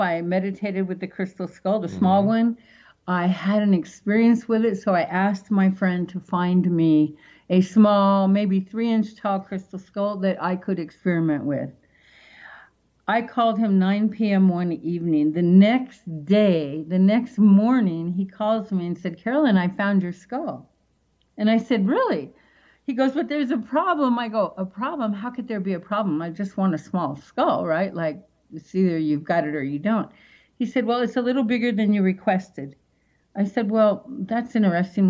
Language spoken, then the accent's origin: English; Seattle, Washington, United States; moved away; back in Seattle, that's my hometown